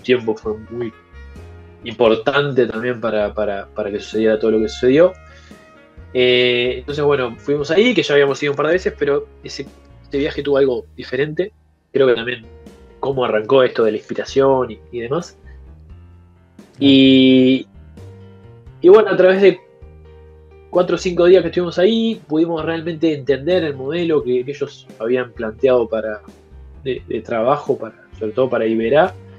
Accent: Colonia and Acevedo Díaz, Montevideo, Uruguay; alguien totalmente citadino como yo, que me crié en Colonia y Acevedo Díaz, al lado del túnel, hasta los 12 años

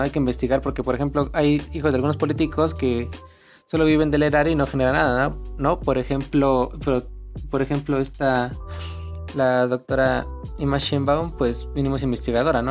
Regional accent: Mexico; como mexicano

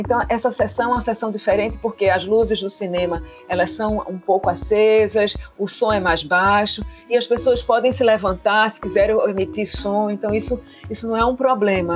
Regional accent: Pernambuco, Brazil; a gente aqui como boa pernambucana

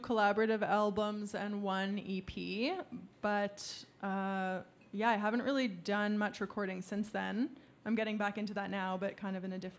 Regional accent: Peterborough, Ontario, Canada; I feel like I said, oh, I'm from Peterborough. I might have mentioned Stony Lake, maybe, like...

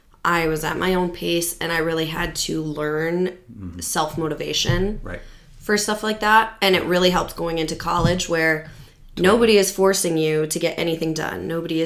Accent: Rapid City, South Dakota, United States; also born or lived in Michigan; I'm from Rapid.

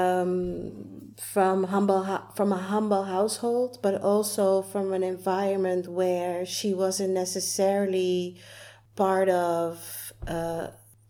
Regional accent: Amsterdam, North Holland, Netherlands; growing up in Amsterdam in the 80s, I grew up in Southeast

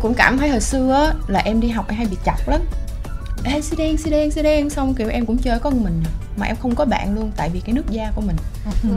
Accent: Biên Hòa, Đồng Nai, Vietnam; moved away; em là người Việt Nam em sinh ra và lớn lên ở đây tuy nhiên có một thời gian em sống ở nước ngoài

